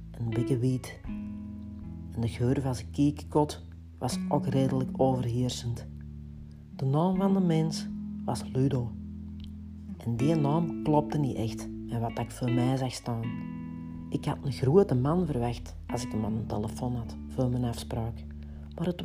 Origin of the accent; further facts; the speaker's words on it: Kempen, Belgium; want bij ons in de Kempen is dat iets anders. Het is een tarottentrekker.